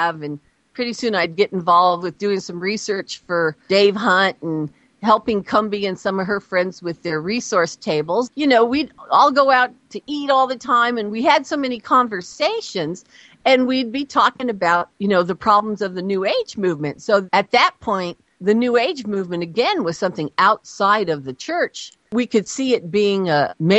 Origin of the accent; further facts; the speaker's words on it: Los Angeles, California, United States; I'm from the Los Angeles area